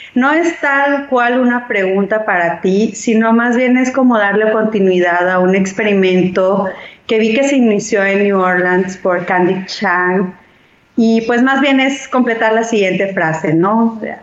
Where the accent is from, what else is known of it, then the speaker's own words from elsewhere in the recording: Hermosillo, Sonora, Mexico; yo soy de Hermosillo, entonces para acá por Sonora te escuchamos